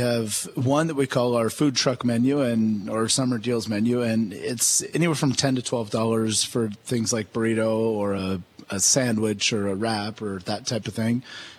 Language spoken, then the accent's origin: English; Santa Barbara, California, United States; moved away as an adult; also born or lived in San Francisco / Toronto; I grew up in Santa Barbara, California.